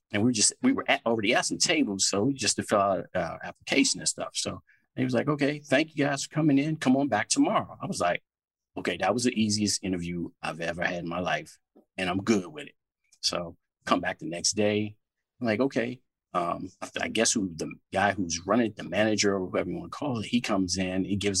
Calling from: Washington, District of Columbia, United States; I'm calling from out here in D.C.

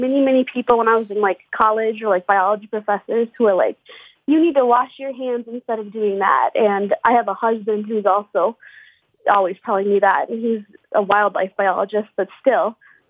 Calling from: St. Cloud, Minnesota, United States; St. Cloud, Minnesota. So it's like central Minnesota, like right in the middle.

